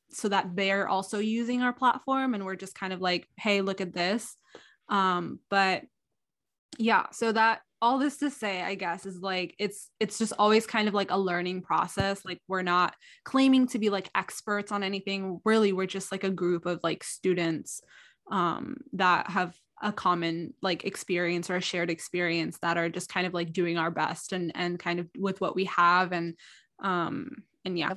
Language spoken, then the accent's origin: English; Southern California, United States; also born or lived in Alexandria, Egypt; I was born in Egypt, but I came to the United States at a young age. Um, I'm current, I, I've grown, I've kind of grown up between, um, Alexandria, Egypt and California, Southern California.